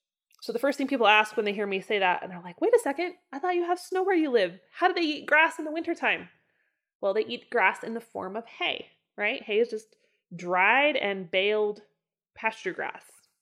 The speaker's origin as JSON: {"language": "English", "region": "Idaho", "country": "United States", "tie": "born or raised there", "said": "even like my hometown of Northern Idaho growing up. The pastures there were so much richer and so much fuller."}